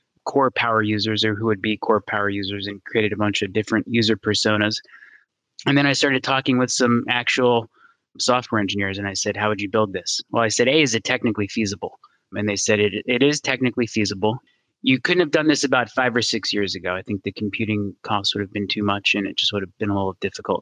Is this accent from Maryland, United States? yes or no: yes; Gaithersburg, Maryland, United States; So I moved back to my hometown in Maryland, Gaithersburg in Montgomery County